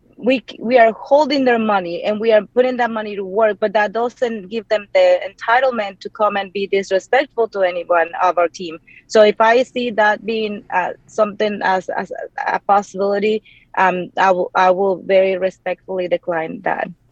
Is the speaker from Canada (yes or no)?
no; Mexico; English is a second language; moved away as an adult; now in Austin, United States; growing up in the place that I grew up in Mexico